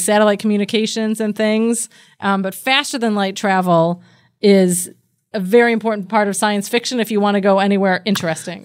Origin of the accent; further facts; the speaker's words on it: United States; I'm an American and I grew up with The Simpsons